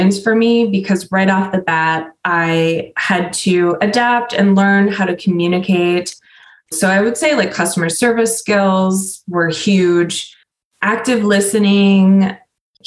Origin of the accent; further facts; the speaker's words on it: Sturgeon Bay, Wisconsin, United States; I grew up in Door County in a tourist town called Sturgeon Bay, and I was raised by hippies.